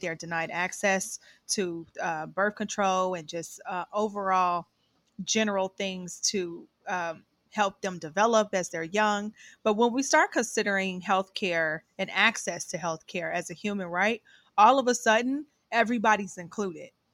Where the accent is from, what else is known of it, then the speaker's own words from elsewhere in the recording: Ohio, United States; moved away; I am from Ohio, but I've been away for a really long time